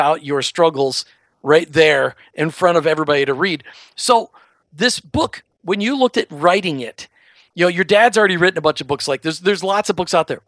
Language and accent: English; Minnesota, United States; I grew up in Minnesota